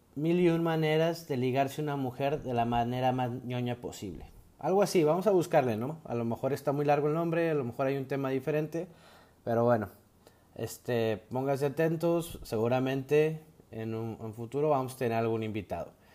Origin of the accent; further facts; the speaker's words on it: Mexico; como buen mexicano que soy